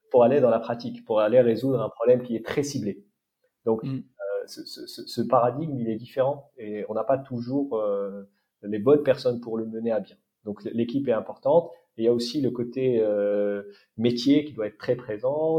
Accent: Morocco; moved away as an adult; also born or lived in France / United States; j'ai grandi au Maroc

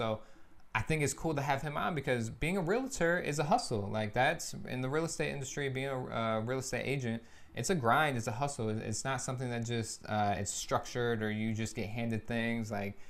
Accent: Lansing, Michigan, United States; my hometown, Lansing, Michigan.

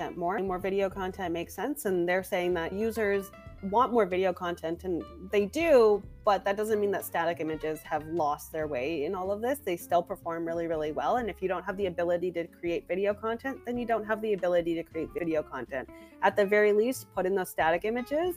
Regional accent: Canada; I'm Canadian

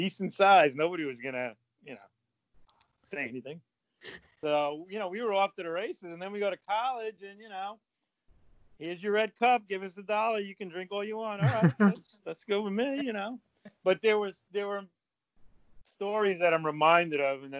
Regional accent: Northeast, United States; I grew up in the Northeast in an affluent community

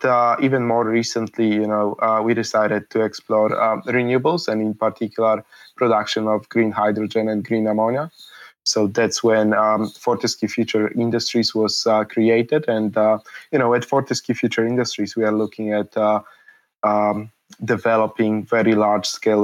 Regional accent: Poland; when I was born in Poland, Poland was still a communist country. I don't really remember communism, but you know, I effectively grew up in post-communist Poland, so things were limited.

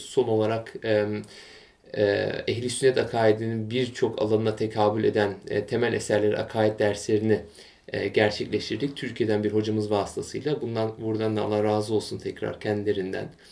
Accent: Bremen, Germany; also born or lived in Munich / near Frankfurt; Almanya'nın kuzey eyaletlerinden, şehirlerinden biri olan Bremen'de bundan yaklaşık 26 yıl evvel dünyaya geldim.

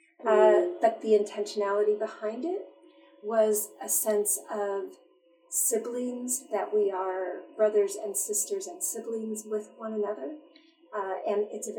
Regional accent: La Verne, California, United States; also born or lived in Chicago, Illinois; I was born in Chicago, Illinois. And at a very young age, my parents moved out here to La Verne, California. And so I really grew up here

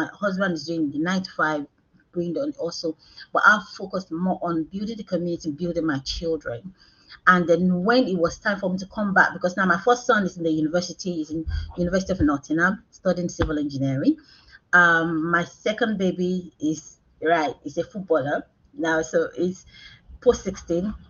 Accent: Nigeria; moved away as an adult; now in United Kingdom; I'm Nigerian. I came to the United Kingdom about 13 years ago. So I didn't grow up in this country.

